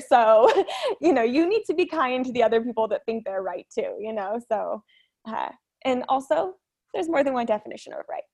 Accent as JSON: {"language": "English", "area": "Orange County", "region": "California", "country": "United States", "tie": "born or raised there", "said": "I grew up in Orange County"}